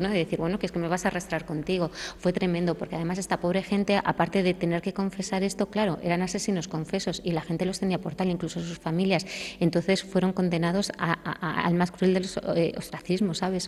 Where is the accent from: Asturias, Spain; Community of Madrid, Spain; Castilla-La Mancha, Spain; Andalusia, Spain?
Castilla-La Mancha, Spain; Belmonte; el castillo de mi pueblo